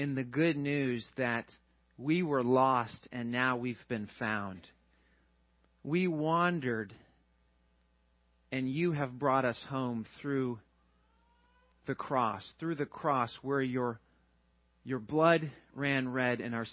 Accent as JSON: {"language": "English", "region": "Georgia", "country": "United States", "also_born_or_lived": "Chattanooga, Tennessee / St. Louis, Missouri", "moved": "as an adult", "lives_now": "Teaneck, United States", "said": "I'm from Georgia."}